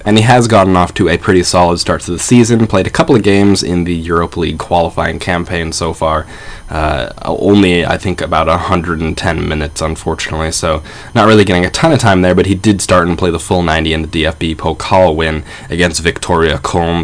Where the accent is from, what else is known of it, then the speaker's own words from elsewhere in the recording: United States; I am American